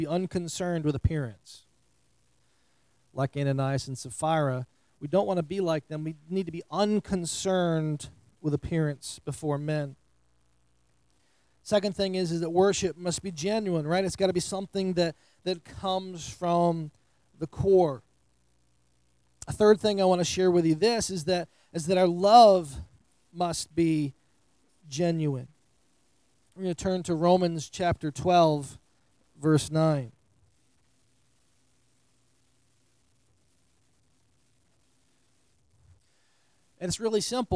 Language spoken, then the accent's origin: English; New York, United States; moved away as an adult; now in Southern United States; I'm from New York, in New York